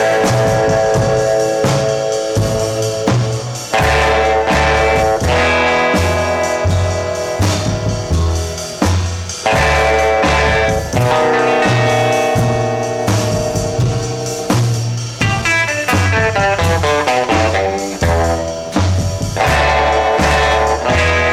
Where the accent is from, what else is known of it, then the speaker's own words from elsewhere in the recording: Marin County, California, United States; I'm from Marin County